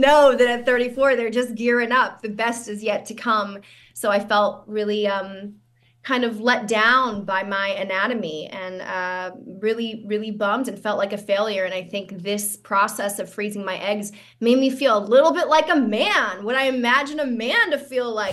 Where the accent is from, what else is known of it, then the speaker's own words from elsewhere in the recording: San Francisco, California, United States; I'm from San Francisco, but I grew up in the Richmond district.